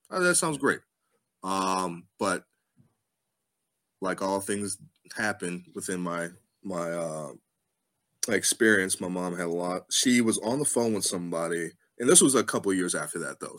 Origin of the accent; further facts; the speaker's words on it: Mid-Atlantic, United States; it was cold, um, and I'm from the Mid Atlantic, and even I was like, "This is too cold for me. I have to get back home."